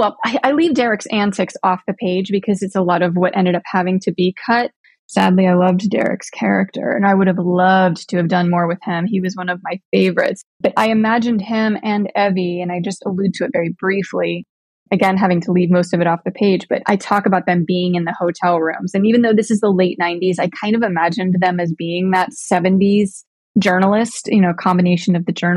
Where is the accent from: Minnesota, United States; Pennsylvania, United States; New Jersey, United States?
Pennsylvania, United States; Pittsburgh; even though it's not coming home because I'm originally from Pittsburgh. It feels like home on a soul level.